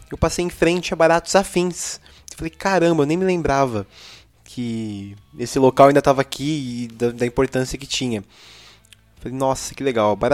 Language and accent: Portuguese; Araraquara, São Paulo, Brazil; Sou de Araraquara.